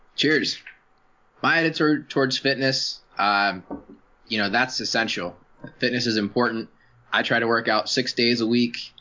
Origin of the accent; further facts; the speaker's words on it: Baltimore, Maryland, United States; now in San Diego, United States; I grew up in Maryland